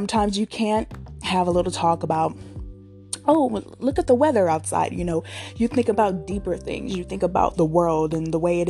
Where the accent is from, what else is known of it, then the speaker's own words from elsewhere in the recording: Richmond, California, United States; I'm from Richmond, California, born and raised